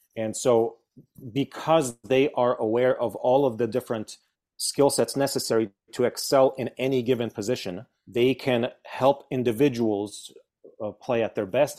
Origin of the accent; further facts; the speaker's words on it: Veracruz, Mexico; moved away; also born or lived in Poland; I was born in Poland, and then we moved to Mexico, and that, that's where I started school. That's where I started music in, in Veracruz, in Mexico.